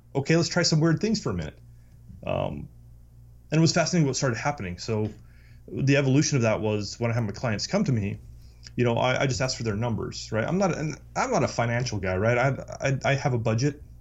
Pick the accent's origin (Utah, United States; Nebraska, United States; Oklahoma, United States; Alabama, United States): Utah, United States; I, I grew up in Utah